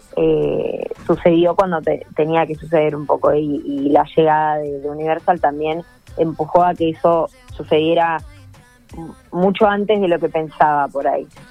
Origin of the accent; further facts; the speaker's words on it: Argentina; como argentina